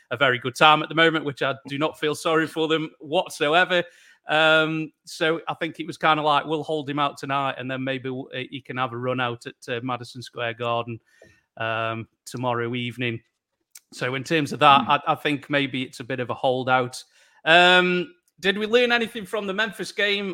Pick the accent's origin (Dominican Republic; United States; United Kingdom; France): United Kingdom; England; I'm from England or Great Britain